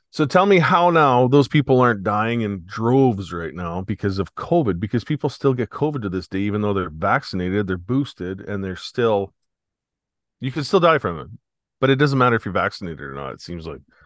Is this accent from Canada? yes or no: yes; Canada